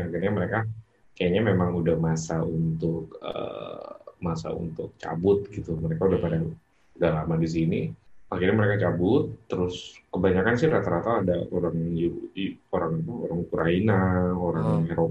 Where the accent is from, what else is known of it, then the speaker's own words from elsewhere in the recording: Pamulang, Banten, Indonesia; gue orang Pamulang gue masuk